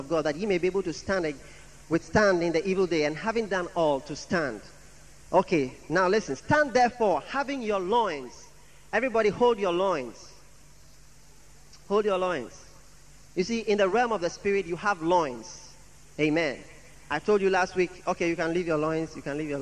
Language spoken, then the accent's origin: English; Accra, Greater Accra, Ghana; I'm from Jamestown.